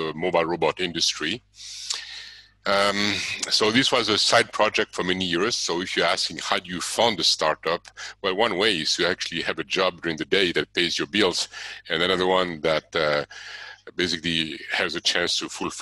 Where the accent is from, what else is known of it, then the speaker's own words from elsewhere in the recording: Switzerland; moved away as an adult; also born or lived in Arizona, United States; I was born and raised in Switzerland. I moved to the USA when I was 23